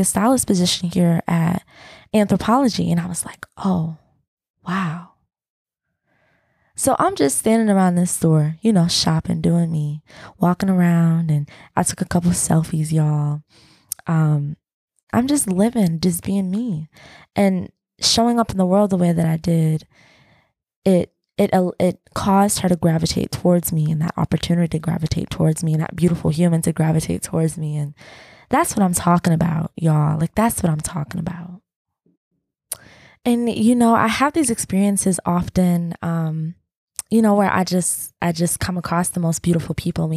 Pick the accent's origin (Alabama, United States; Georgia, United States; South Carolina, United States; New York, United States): Georgia, United States; Atlanta; We're city people because we're from Atlanta